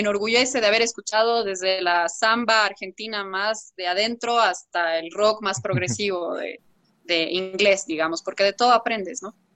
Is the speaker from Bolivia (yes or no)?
yes; Bolivia; como yo soy boliviana y tengo la raíz también boliviana